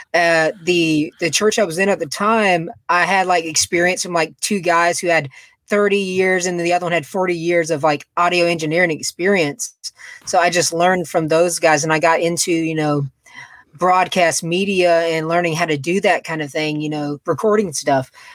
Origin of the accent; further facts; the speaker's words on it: Macon, Georgia, United States; I am from Macon, Georgia. It's like an hour away from Atlanta